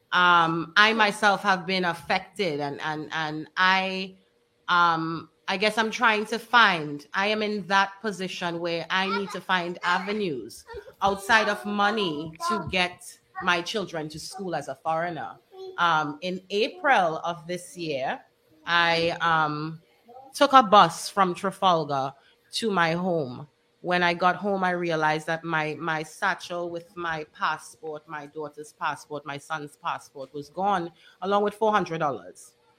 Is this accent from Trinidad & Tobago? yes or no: yes; Trinidad & Tobago; also born or lived in United States; now in Dominica